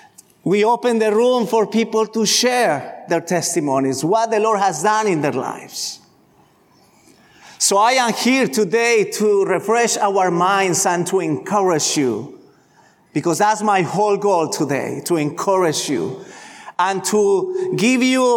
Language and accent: English; Colombia; moved away; I grew up in Colombia, in Latin America